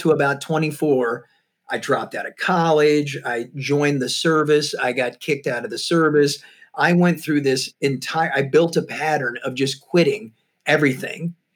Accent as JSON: {"language": "English", "region": "Missouri", "country": "United States", "also_born_or_lived": "Tampa, Florida / San Francisco", "moved": "yes", "said": "I'm from Missouri, and I'm from a really small farming community"}